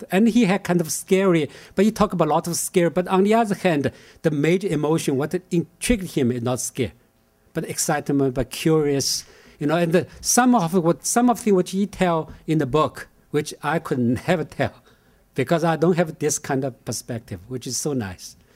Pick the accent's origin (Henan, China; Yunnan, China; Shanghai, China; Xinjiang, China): Shanghai, China; moved away; 20th century China, especially Shanghai, which is my hometown.